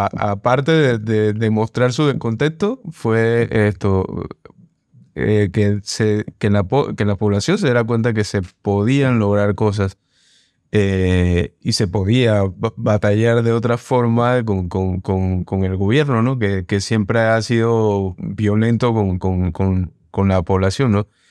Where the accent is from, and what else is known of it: Panama